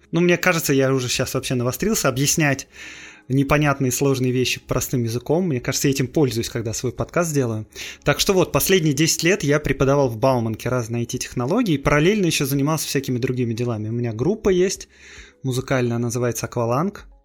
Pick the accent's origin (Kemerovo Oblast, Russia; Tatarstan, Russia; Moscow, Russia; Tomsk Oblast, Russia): Moscow, Russia; born there; Ну, в общем, я родился